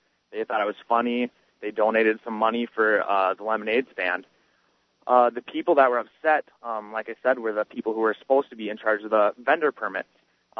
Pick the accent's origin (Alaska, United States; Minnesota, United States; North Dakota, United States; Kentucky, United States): Minnesota, United States; Avon; I'm from Avon, Minnesota, kind of where Garrison Keillor started his Lake Wobegon Trail, Prairie Home Companion, that kind of thing.